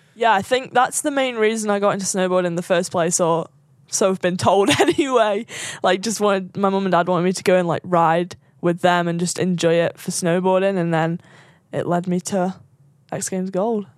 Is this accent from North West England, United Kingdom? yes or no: yes; Sandbach, North West England, United Kingdom; Just south of Manchester, like half an hour south, um, from a small town called Sandbach